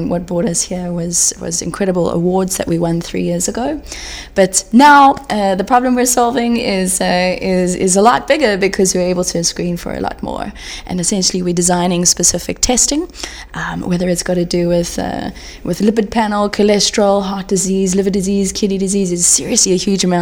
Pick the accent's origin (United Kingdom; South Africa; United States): South Africa; from South Africa.